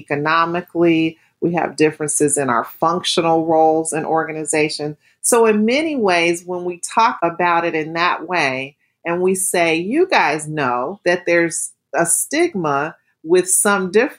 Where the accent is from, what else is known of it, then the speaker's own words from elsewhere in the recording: United States; I'm African American